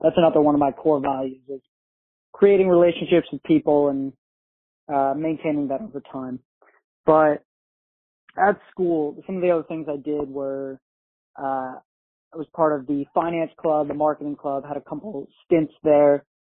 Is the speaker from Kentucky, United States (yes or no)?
no; about an hour north of New York City, United States; I grew up in New York, about an hour north of New York City